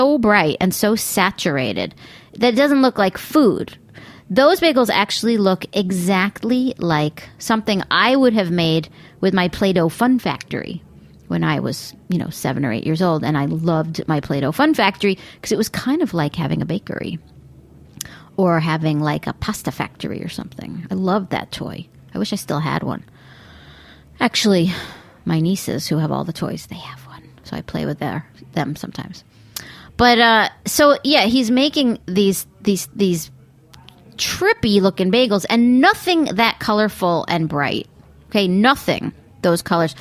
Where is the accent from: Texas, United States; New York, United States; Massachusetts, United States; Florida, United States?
New York, United States; Long Island; also born or lived in Brooklyn, New York; growing up on Long Island